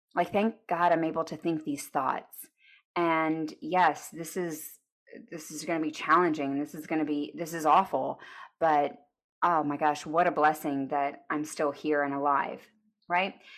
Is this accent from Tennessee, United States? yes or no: no; Arlington, Texas, United States; I grew up in Arlington, which is near Dallas, Texas